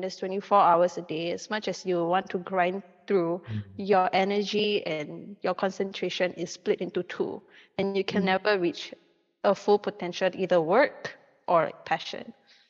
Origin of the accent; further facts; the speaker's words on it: Singapore; As a Singaporean, we are slave to CPF.